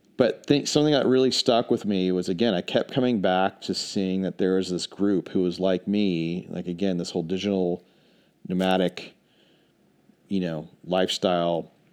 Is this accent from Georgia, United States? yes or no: no; Charlotte, North Carolina, United States; moved away as an adult; also born or lived in New York City / Dallas; now in Asheville, United States; I'm originally from Charlotte.